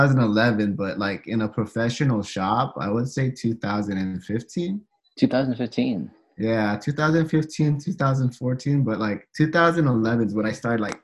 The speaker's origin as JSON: {"language": "English", "town": "San Jose", "region": "California", "country": "United States", "tie": "born or raised there", "also_born_or_lived": "San Francisco, United States / Philippines (ancestry)", "said": "No, I grew up in San Jose, but I learned how to tattoo out in, I would say, Burlingame, San Francisco area."}